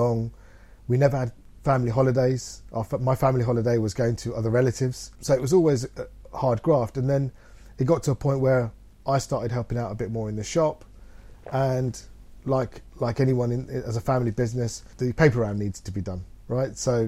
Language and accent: English; Leicester, East Midlands, United Kingdom; I'm born and bred in Leicester